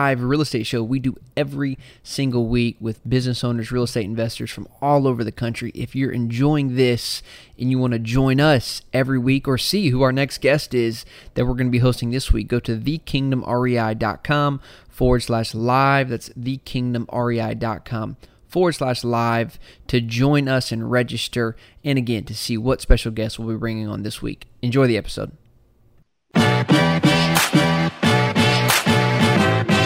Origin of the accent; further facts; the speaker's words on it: San Diego, California, United States; my hometown